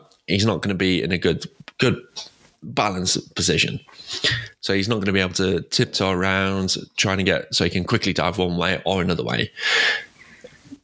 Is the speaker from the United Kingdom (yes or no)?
yes; England, United Kingdom; I'm English